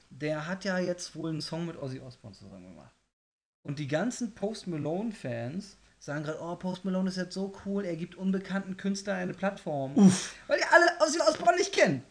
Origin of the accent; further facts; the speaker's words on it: Germany; Ich, ich, bin Deutscher